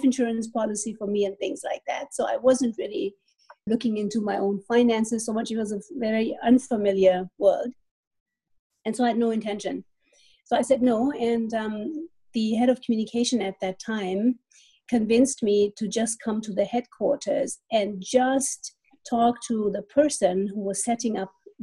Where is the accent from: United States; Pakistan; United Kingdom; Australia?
Pakistan; moved away; I grew up in Pakistan. My dad is Indian. My mother is German.